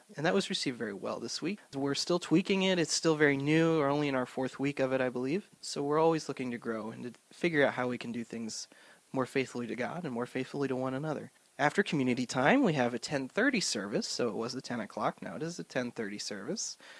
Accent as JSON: {"language": "English", "town": "Swedesboro", "region": "New Jersey", "country": "United States", "tie": "born or raised there", "lives_now": "Cranford, United States", "said": "So I grew up in South Jersey in a little town called Swedesboro."}